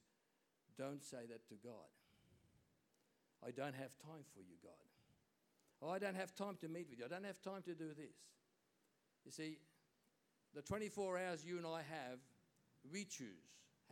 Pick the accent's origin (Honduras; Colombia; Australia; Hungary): Hungary; moved away; I was born in Hungary, you know that, and in Hungarians we always used to celebrate Christmas Eve